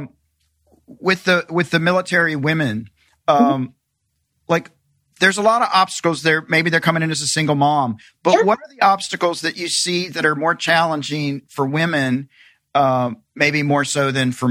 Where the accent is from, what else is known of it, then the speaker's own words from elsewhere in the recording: the South, United States; I grew up in the South